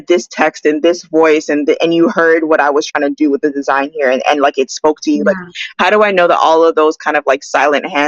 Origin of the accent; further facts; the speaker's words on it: Toronto, Ontario, Canada; also born or lived in British Columbia; now in Vancouver, Canada; I'm from Toronto